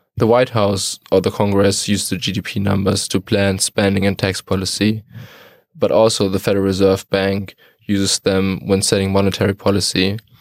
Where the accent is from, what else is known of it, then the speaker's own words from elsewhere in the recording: Detmold, North Rhine-Westphalia, Germany; moved away; I'm, uh, from Detmold in Germany